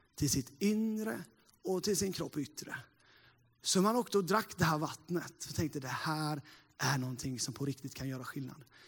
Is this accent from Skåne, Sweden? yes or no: no; Sävsjö area, Småland, Jönköping County, Sweden; Jag eh, är ju en eh, äkta smålänning sådär då. Uppvuxen inte så jättelångt här, från Sävsjöbygden